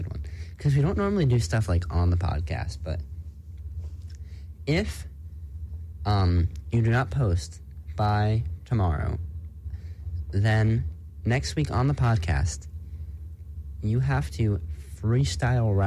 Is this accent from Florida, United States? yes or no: no; New Jersey, United States; I'm from New Jersey